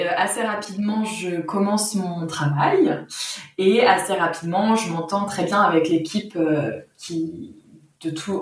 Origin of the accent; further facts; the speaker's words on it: France; moved away as an adult; also born or lived in Sweden; je suis française à l'origine et je suis partie à mes 22 ans en Suède